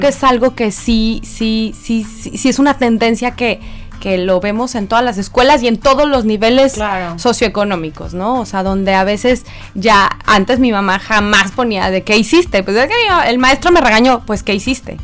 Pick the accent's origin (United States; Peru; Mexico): Mexico; moved away; yo no soy de aquí, yo soy de México